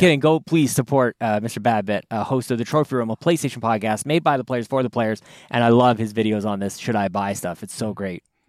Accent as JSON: {"language": "English", "country": "Canada", "said": "as a Canadian"}